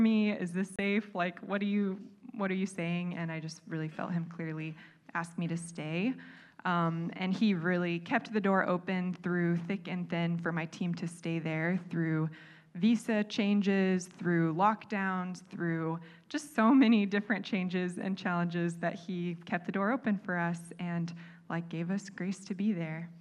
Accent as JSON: {"language": "English", "country": "United States", "also_born_or_lived": "Bali", "moved": "yes", "said": "us being American"}